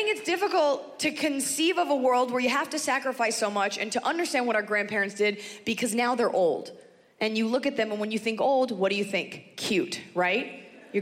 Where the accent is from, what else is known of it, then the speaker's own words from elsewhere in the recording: United States; I am very proud to be an American